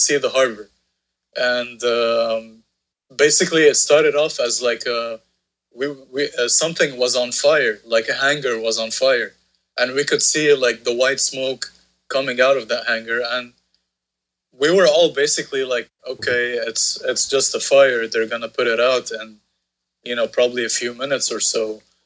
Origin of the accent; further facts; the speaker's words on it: Beirut, Beirut Governorate, Lebanon; … was a band that I grew up watching here in Beirut